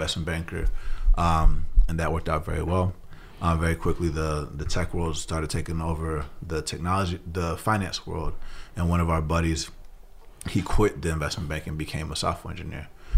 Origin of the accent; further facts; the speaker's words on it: Atlanta, Georgia, United States; So I grew up in Atlanta, Georgia.